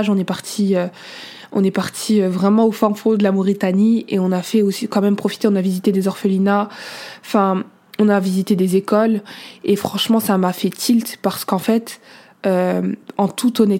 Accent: Senegal; Moi je suis à l'aise avec ma culture, je suis sénégalaise, mauritanienne, soniquée, je l'assume.

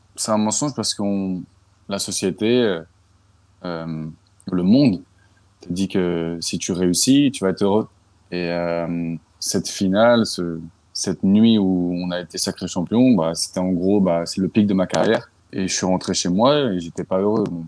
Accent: Paris suburbs, Île-de-France, France; now in Philadelphia, United States; j'ai grandi dans un banlieue parisienne, en 78.

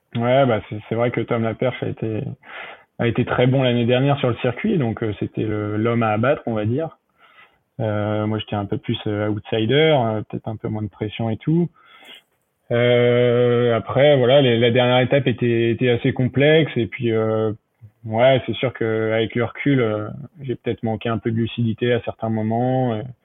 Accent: Le Havre, Normandy, France; de chez moi au Havre

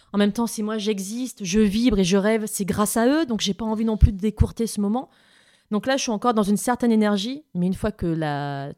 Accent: south of France, France; moved away; je viens du sud de la France

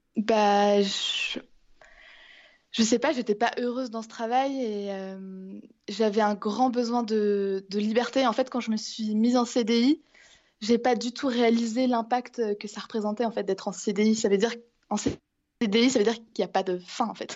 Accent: Angers, Pays de la Loire, France; also born or lived in Vannes, France; now in Iceland; je suis née à Angers. Et euh, non, j'ai jamais vécu dans une grosse, grosse ville. Mais je suis née à Angers et, je vis en Bretagne depuis plusieurs années. Euh, à Vannes.

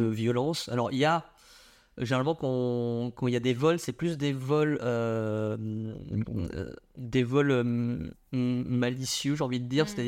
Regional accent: Vietnam; Alors je dis pas ça parce que je suis vietnamien, mais parce qu'il y a une sorte de liberté là-bas.

